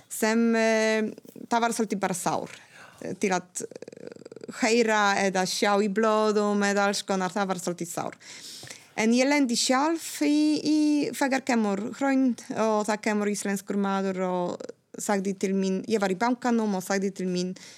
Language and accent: Icelandic; Gdańsk, Pomeranian Voivodeship, Poland; first language Polish; Icelandic is a second language; moved away as an adult; now in Iceland; ég er frá Gdańsk, Norðurpólands